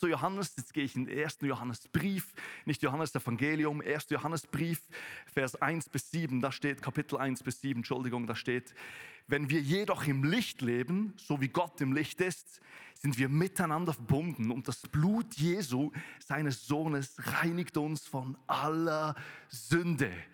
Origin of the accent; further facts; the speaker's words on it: Thun, Bern, Switzerland; moved away as an adult; now in Weinfelden, Switzerland; in Thun, wo ich herkomme.